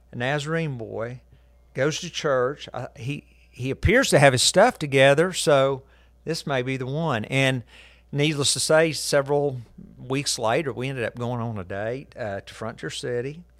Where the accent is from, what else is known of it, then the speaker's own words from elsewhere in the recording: Guthrie, Oklahoma, United States; I was born in Guthrie